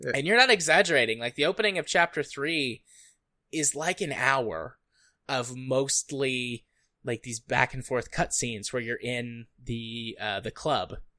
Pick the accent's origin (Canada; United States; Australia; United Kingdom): United States; as an American